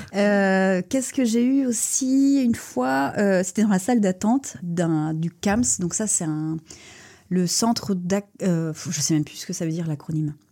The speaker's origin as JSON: {"language": "French", "town": "Rennes", "region": "Brittany", "country": "France", "tie": "born or raised there", "moved": "as an adult", "lives_now": "Lorient, France", "said": "je suis née à Rennes."}